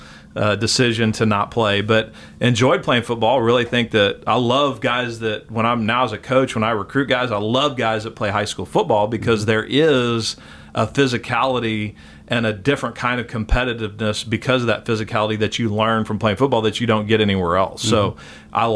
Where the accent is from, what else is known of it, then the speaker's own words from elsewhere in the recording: Austin, Texas, United States; also born or lived in Waco, Texas / San Antonio, Texas / New Braunfels, Texas; from 6 to 16, we lived in Austin